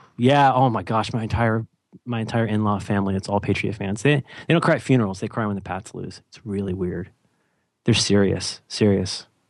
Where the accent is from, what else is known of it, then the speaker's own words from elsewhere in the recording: California, United States; I'm from California